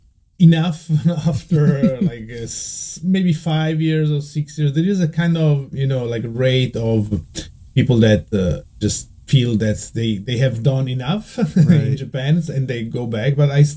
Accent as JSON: {"language": "English", "region": "Veneto", "country": "Italy", "tie": "born or raised there", "second_language": "English", "said": "And I moved to Venice, the kind of the biggest city closer to my hometown to study at the university."}